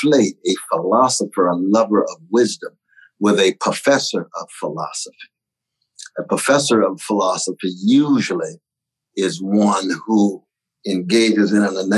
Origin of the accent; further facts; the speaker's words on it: Sacramento, California, United States; I'm from Glen Elder, chocolate side of Sacramento.